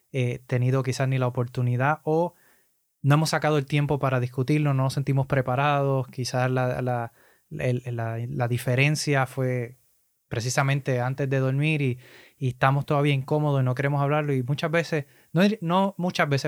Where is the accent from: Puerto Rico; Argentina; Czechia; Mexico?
Puerto Rico; los boricuas somos, los puertorriqueños somos muy similares